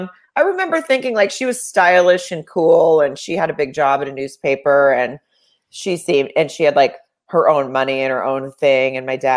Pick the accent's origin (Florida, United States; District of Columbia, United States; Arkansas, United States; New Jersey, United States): Arkansas, United States; also born or lived in Germany / Miami / Texas / Virginia; we moved around a bunch when I was very, very young, but from the time I was 5-6 years old on, I was in Arkansas. But like, I was born in Germany, and then we lived in Miami, and we lived in Texas, and we lived somewhere in Virginia. But when they split up, we were in Dallas.